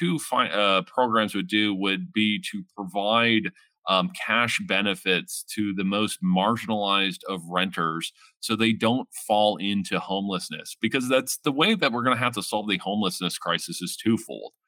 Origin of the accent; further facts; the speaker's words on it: London, Ontario, Canada; I grew up in the Hamilton and Gore area out in the East End